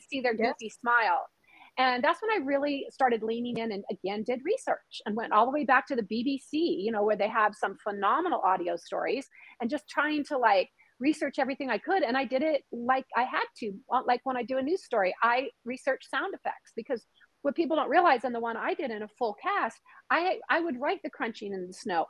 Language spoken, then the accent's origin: English; Washington, United States; born or raised there